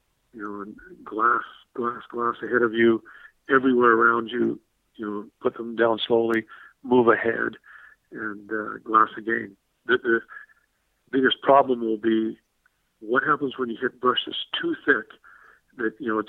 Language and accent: English; Saskatchewan, Canada; I grew up out in Saskatchewan